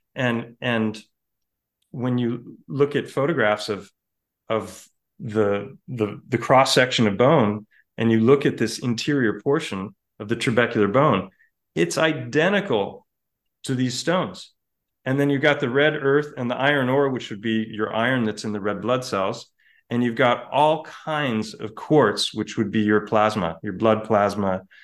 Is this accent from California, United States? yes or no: yes; Ojai, California, United States; Ojai, my hometown, which is close to Santa Barbara